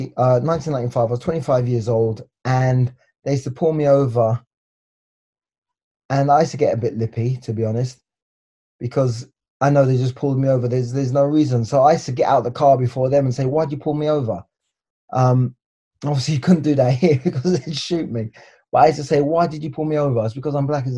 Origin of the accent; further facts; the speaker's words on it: England, United Kingdom; moved away as an adult; now in Los Angeles, United States; we're both from England